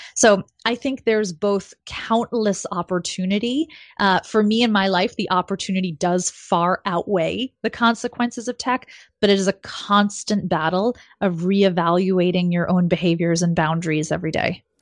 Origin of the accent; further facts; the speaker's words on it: New York City, New York, United States; also born or lived in Silicon Valley; I grew up in New York City